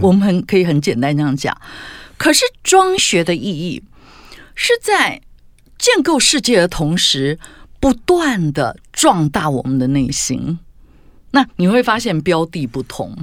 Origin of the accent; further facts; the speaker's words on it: Tainan, Taiwan; 因为我们家是台南人